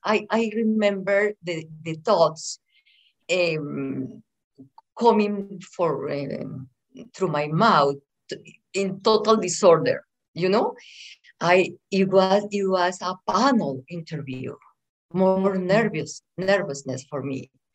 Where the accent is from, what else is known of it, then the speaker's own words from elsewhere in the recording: Bogota, Colombia; English is a second language; moved away as an adult; also born or lived in Medellín area, Colombia / California, United States; now in Las Vegas, United States; I was raised in Bogota, which is the capital of Colombia